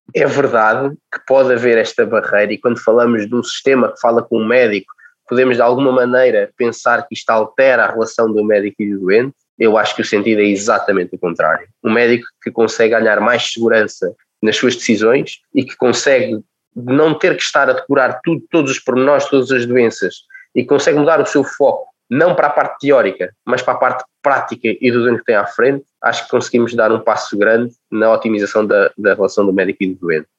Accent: Lisbon, Portugal; also born or lived in Caldas da Rainha, Portugal; nascido e criado nas Casas da Rainha, onde vivi até aos 8 anos. Depois vim para Lisboa

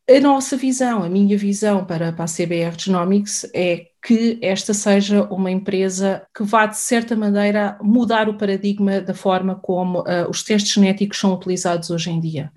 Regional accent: Portugal; Nós somos um país europeu

